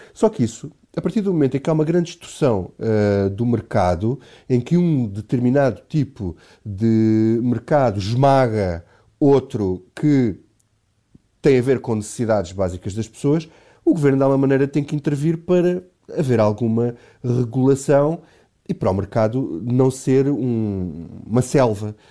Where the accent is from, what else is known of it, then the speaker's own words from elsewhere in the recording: Alentejo, Portugal; now in Lisbon, Portugal; eu, eu, sou do Alentejo e na minha terra acontece exatamente a mesma coisa